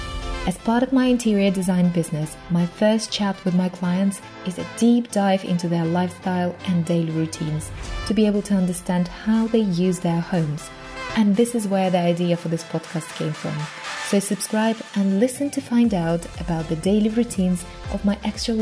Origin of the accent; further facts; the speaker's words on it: Russia; this is where I am from as well.